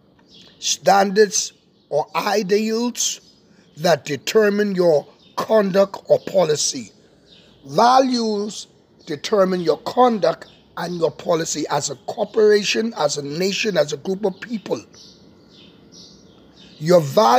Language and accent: English; Bahamas; my nation, my beautiful nation, Bahama Land.